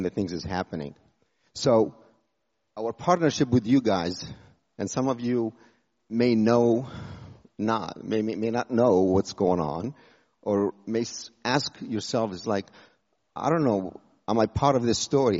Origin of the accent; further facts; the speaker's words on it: Jordan; moved away as an adult; also born or lived in United States; I was born in Jordan from a Muslim background. I went to the U.S. at age 18